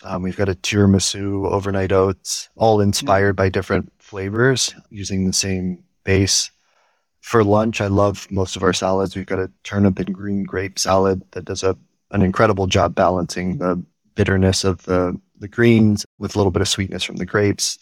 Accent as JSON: {"language": "English", "town": "Houston", "region": "Texas", "country": "United States", "tie": "born or raised there", "said": "growing up in Houston"}